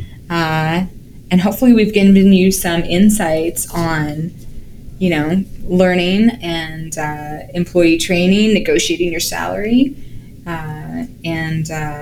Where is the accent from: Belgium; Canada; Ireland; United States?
Canada; as a Canadian